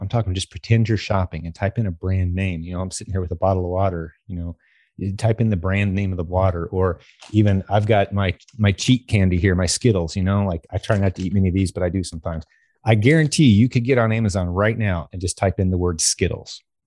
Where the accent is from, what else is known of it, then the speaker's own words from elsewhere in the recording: United States; as an American